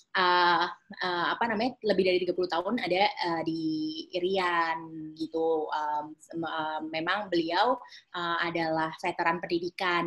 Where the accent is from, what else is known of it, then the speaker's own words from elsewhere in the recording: Depok, West Java, Indonesia; also born or lived in Jakarta; aku lahir sih di Jakarta kak, tapi memang kalau rumah um, di Depok Jawa Barat